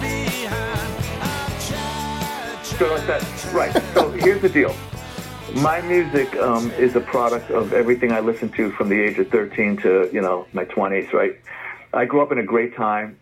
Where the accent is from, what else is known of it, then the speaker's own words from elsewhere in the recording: New York City, New York, United States; I grew up in the Bronx. Our, right. our kitchen window overlooked the stadium.